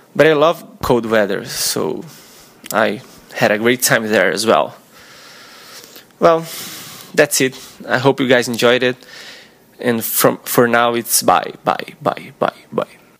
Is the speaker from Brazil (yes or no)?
yes; Brazil; English is a second language; also born or lived in Tampa, Florida; I'm 25 years old, and I'm from Brazil